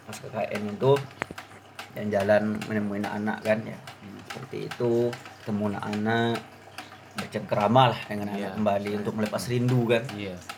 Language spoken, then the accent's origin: Indonesian; Riau, Indonesia; soalnya dia saya dari Riau ya kurang kurang kurang kurang paham lah bahasa Jawa